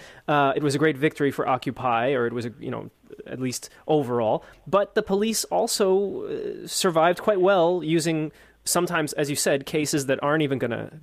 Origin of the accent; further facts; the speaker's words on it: New York City, New York, United States; I grew up in New York City